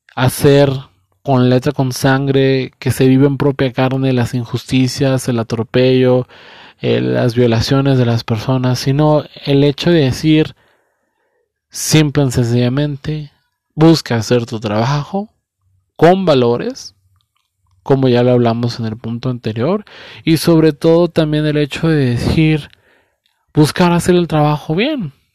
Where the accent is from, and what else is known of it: Mexico